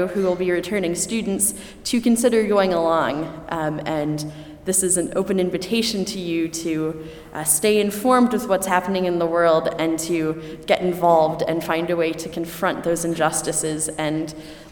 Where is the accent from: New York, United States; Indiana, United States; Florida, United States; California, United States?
Indiana, United States; Elkhart; my hometown of Elkhart, Indiana